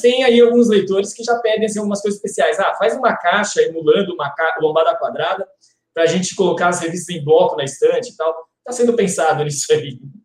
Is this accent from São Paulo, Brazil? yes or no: yes; São Paulo, Brazil; moved away; also born or lived in Curitiba; eu também sou de São Paulo